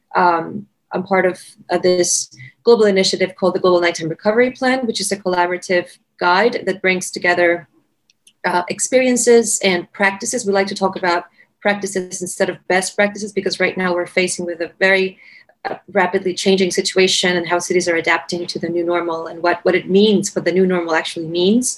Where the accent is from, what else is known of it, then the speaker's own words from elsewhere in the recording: Caracas, Capital District, Venezuela; moved away as an adult; now in Washington, D.C., United States; I'm originally from Caracas, from Venezuela, which is one of the most dangerous cities and violent cities in the world